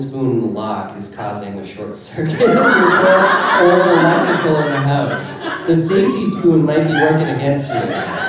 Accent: Toronto, Ontario, Canada; we're from Toronto

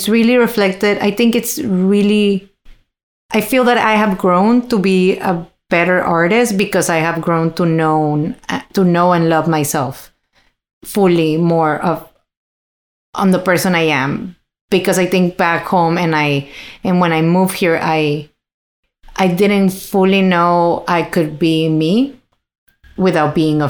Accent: Monterrey, Nuevo León, Mexico; English is a second language; now in Toronto, Canada; in my hometown

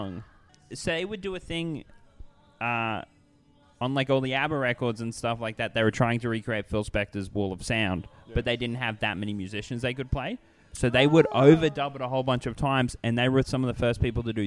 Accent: Townsville, Queensland, Australia; in my hometown, in Townsville

